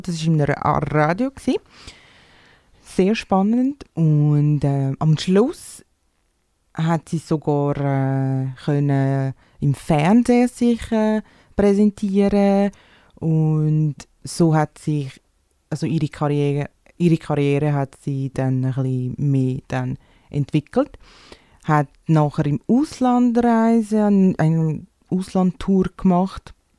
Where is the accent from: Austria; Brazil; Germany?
Brazil; German is a second language; now in Switzerland; ich bin 28, ich komme aus Brasilien